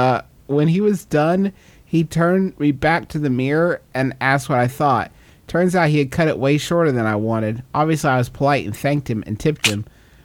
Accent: West Virginia, United States; growing up in West Virginia

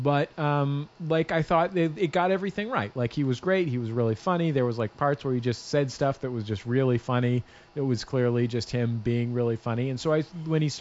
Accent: Bay Area, California, United States; I grew up in the Bay Area

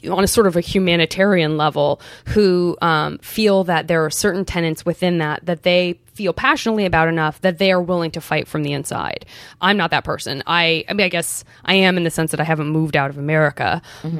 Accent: Arizona, United States; I'm from Arizona

